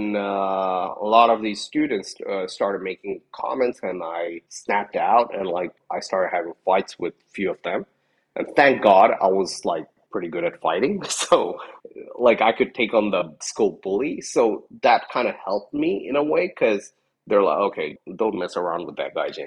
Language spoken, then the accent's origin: English; Japan; moved away; also born or lived in Nepal; while I was growing up in Japan